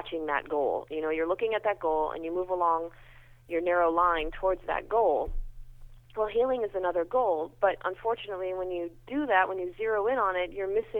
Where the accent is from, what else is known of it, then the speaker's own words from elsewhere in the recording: United States; I'm so American